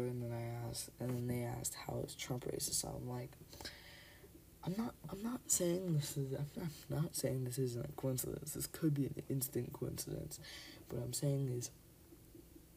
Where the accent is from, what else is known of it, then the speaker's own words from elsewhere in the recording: Canada; I'm Canadian, I'm not even American